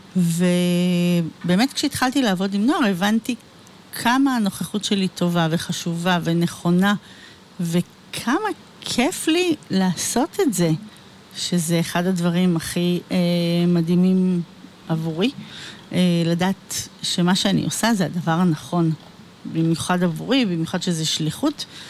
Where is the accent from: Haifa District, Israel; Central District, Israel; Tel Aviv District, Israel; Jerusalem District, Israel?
Central District, Israel; Ra'anana; נולדתי, אה, באמצע מלחמת יום כיפור, וגדלתי ברעננה